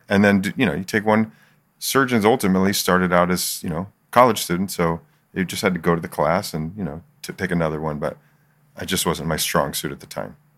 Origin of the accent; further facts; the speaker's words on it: Philadelphia, Pennsylvania, United States; moved away as an adult; also born or lived in Michigan; now in San Diego, United States; I grew up in Philly